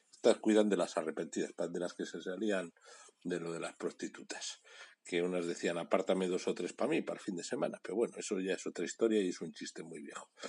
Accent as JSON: {"language": "Spanish", "town": "Bilbao", "region": "Basque Country", "country": "Spain", "said": "hace 120 años, Bilbao perdió a dos grandes mujeres, a dos grandes bilbaínas, las cosas como son, y yo soy de Bilbao."}